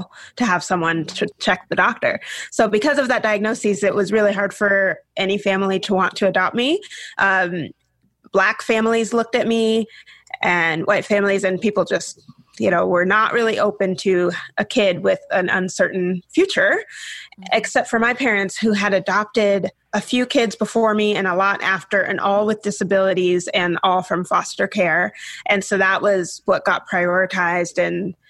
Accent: Washington, United States; also born or lived in the South (US); raised in the Northwest up near Canada in Washington State.

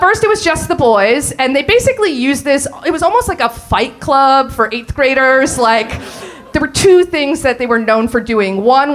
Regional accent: Allentown, Pennsylvania, United States; We grew up in Allentown, Pennsylvania, and we went to a small private school

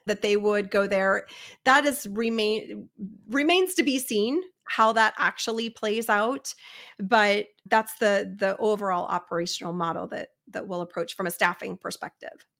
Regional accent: Cincinnati, Ohio, United States; I'm from Cincinnati

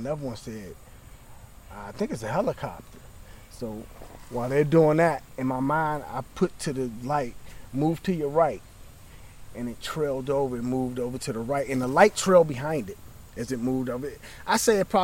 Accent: Capitol Heights, Maryland, United States; moved away; also born or lived in South Florida; I grew up in Capitol Heights, Maryland, which is like 11 miles from the United States Capitol going east.

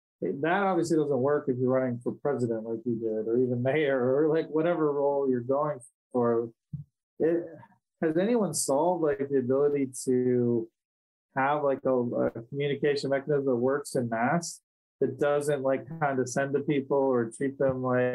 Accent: Wisconsin, United States; born there; also born or lived in Ohio; I was born in Wisconsin, so it's very Wisconsin.

